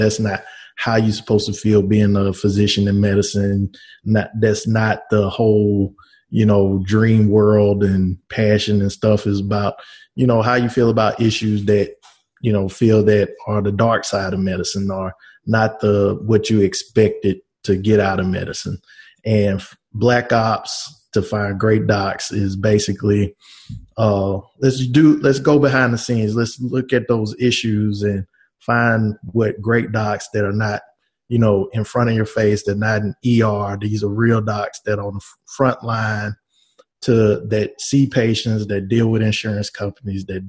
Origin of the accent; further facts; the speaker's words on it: Shreveport, Louisiana, United States; also born or lived in Washington, D.C.; now in Covington, United States; My hometown is Shreveport, Louisiana. Currently live in Covington, Louisiana. And I was born and raised in Shreveport